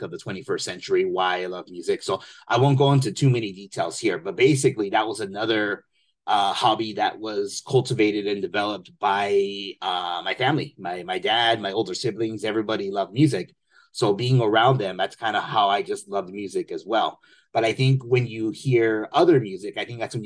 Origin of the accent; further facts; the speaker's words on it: Temple City, California, United States; I grew up in Temple City.